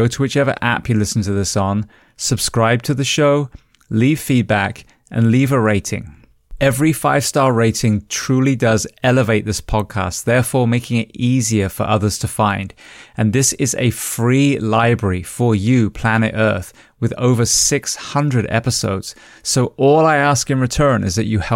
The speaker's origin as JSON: {"language": "English", "region": "England", "country": "United Kingdom", "said": "I'm originally from England"}